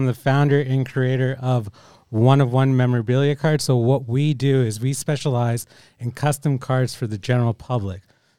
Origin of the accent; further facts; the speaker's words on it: Canada; moved away; I'm originally from Canada.